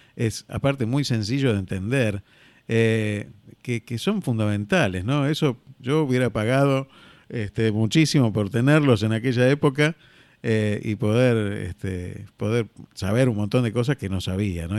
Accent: Argentina; also born or lived in Spain

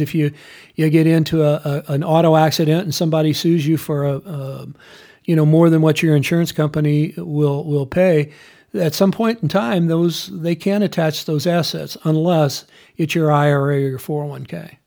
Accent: United States; as an American

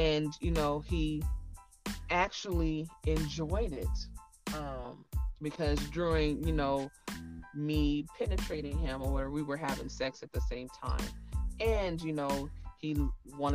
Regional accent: Inglewood, California, United States; I'm from Cali, I'm from Inglewood

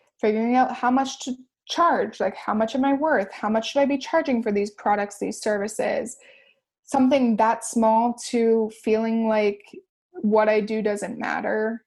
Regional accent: Windsor, Ontario, Canada; We're all from Windsor, Essex. We're all from YQG.

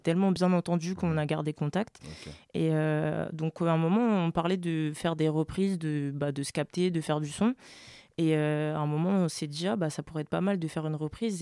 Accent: France; also born or lived in French Guiana; j'ai grandi en France

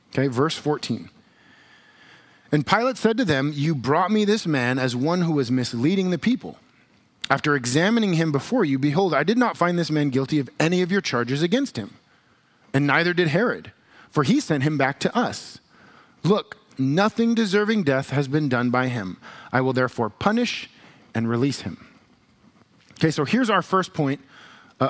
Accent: United States; we as American Christians

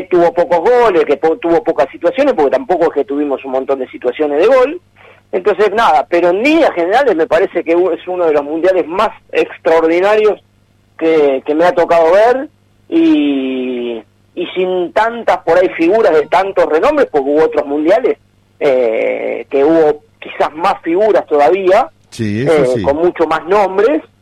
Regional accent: Argentina; es más, el de Argentina, uno lo ve por uno lo ve por como argentino y demás.

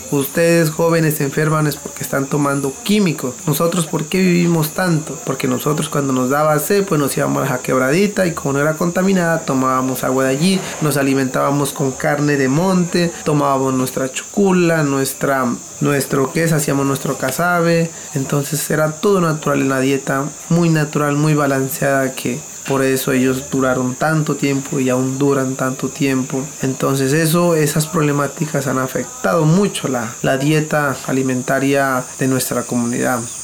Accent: Colombia; como gobernador y como líder quiero que mi resguardo vuelva a esas actividades propias

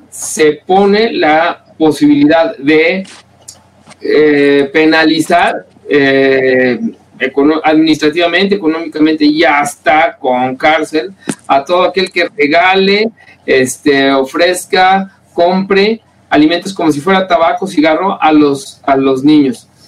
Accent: Mexico; nos representa como mexicanos

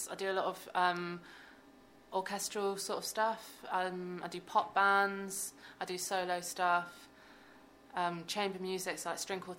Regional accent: South West England, United Kingdom; now in Birmingham, United Kingdom; yeah, so I'm from Devon, and I studied the violin since I was seven years old. Then I moved

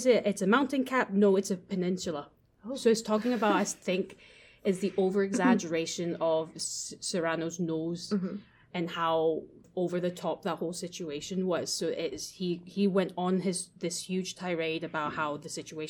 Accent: France; moved away; also born or lived in Japan; I grew up going to school in France and went in kind of in my middle schoolish age. So we obviously, growing up in France

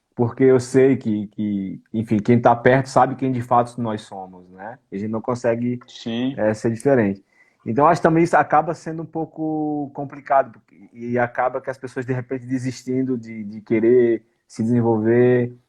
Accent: Brazil; now in Portugal; somos brasileiros

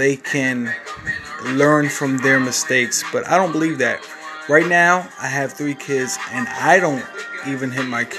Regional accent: Newark, New Jersey, United States; I'm from Newark, New Jersey. I grew up from a rough neighborhood.

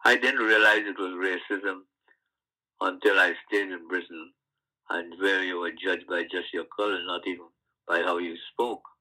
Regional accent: Guyana; moved away as an adult; now in London, United Kingdom; growing up on the sugar estate in Guyana or in like the West Indies

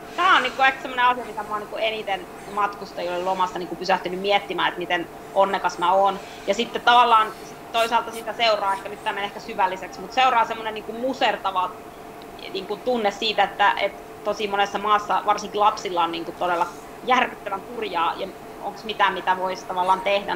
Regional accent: Finland; moved away; also born or lived in Egypt / Colorado, United States; mä muutin Haaperelta pois

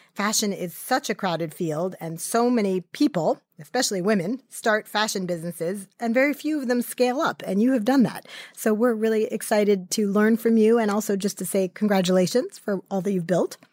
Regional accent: New York, United States; I grew up in New York, and my first job was actually in the garment district

